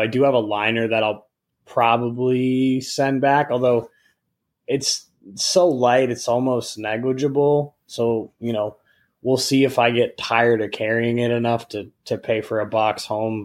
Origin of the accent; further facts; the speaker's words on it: Michigan, United States; growing up in Michigan